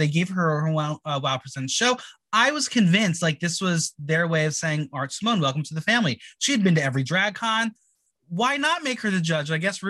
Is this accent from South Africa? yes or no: no; New Jersey, United States; we're both from Jersey.